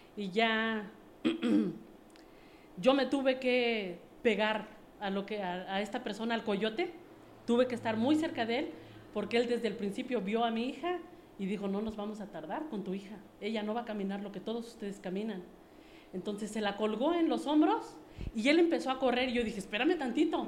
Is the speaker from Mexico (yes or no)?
yes; Mexico City, Mexico; moved away as an adult; also born or lived in United States; yo soy originaria de la Ciudad de México. Eh, estuve mucho tiempo bueno, viví ahí por 25 años